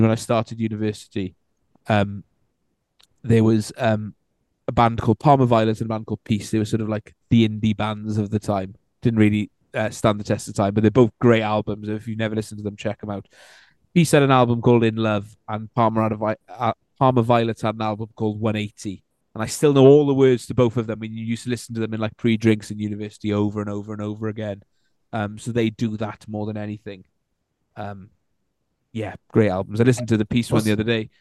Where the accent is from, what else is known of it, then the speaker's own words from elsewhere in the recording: Wales, United Kingdom; I am Welsh through the last three generations, and I've never lived anywhere else long enough to qualify